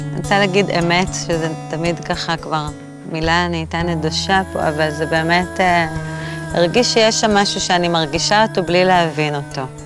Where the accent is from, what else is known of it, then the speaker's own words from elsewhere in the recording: Jerusalem, Jerusalem District, Israel; also born or lived in Tel Aviv; now in Tzukim, Israel; נולדתי בתל אביב. עברנו מתל אביב אה, בגיל שבע, הגעתי לירושלים. הייתי כזו פריקית ירושלמית